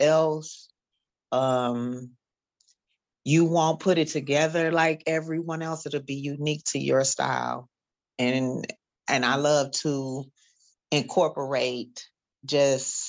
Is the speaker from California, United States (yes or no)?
no; Detroit, Michigan, United States; I am from Detroit. I'm a native from Detroit, Michigan